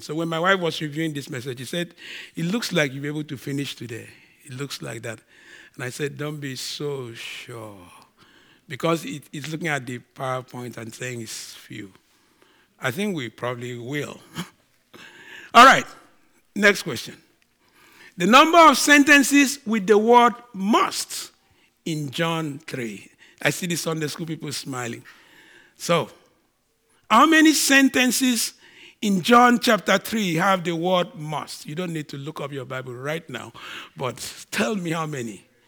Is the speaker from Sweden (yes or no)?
no; Nigeria; now in Canada; I'm a Nigerian